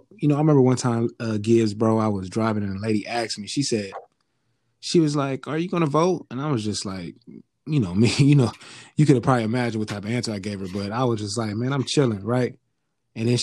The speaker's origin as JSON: {"language": "English", "area": "the Bay Area", "region": "California", "country": "United States", "said": "I'm from the Bay Area"}